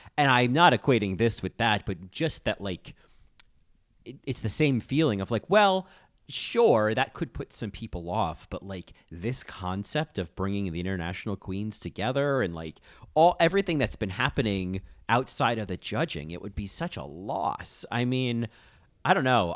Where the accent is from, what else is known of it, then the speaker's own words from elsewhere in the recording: United States; as an American